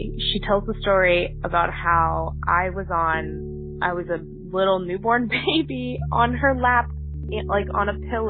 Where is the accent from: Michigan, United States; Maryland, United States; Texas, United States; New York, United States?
Texas, United States; I am from Texas